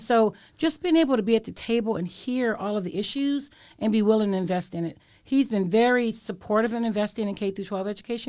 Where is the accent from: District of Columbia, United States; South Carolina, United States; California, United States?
California, United States; San Francisco; I was born and raised in Bayview Hunters Point, and I am a sixth generation San Franciscan